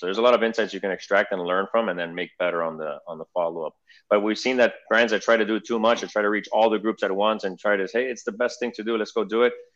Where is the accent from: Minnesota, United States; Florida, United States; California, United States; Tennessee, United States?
Florida, United States; Miami; I'm a second generation Argentinian. I was born here in Miami, um, English speaking, bilingual, fully bilingual